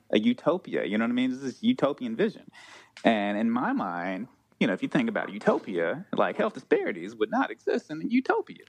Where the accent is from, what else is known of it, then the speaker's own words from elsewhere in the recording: Chicago, Illinois, United States; growing up in Chicago